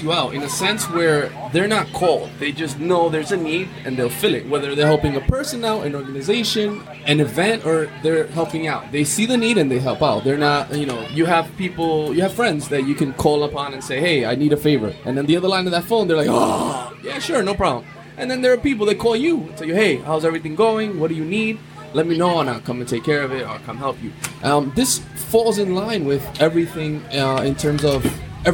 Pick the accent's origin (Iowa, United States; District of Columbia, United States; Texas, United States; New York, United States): New York, United States; New York City; I was born and raised in Brooklyn in the late 80s, early 90s